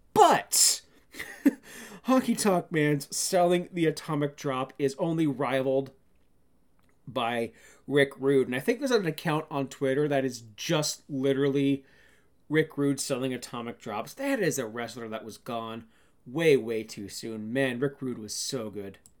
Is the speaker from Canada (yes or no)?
yes; Canada; I'm a Canadian